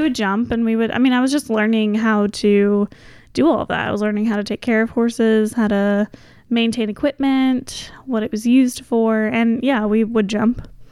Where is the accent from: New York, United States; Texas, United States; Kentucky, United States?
Kentucky, United States; Goshen; now in Louisville, United States; Goshen was a great place to grow up